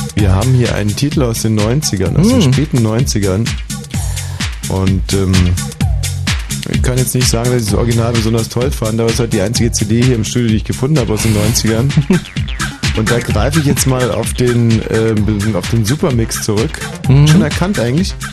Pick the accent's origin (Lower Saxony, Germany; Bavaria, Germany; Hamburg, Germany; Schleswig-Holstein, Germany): Bavaria, Germany; Upper; moved away; also born or lived in Augsburg; Oberbayern, meine Heimat